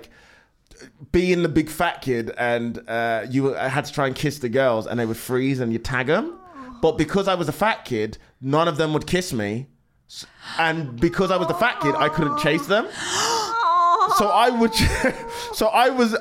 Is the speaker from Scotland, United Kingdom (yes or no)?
no; Oldbury, West Midlands, United Kingdom; I'm from Oldbury, Black Country